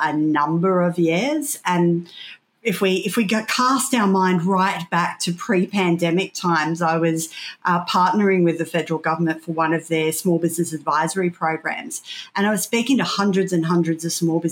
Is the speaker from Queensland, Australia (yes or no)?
no; Casino, New South Wales, Australia; being a kid growing up in Casino